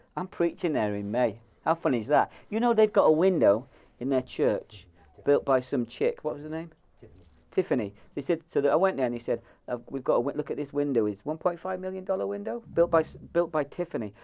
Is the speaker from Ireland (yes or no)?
yes; Ireland; I'm Irish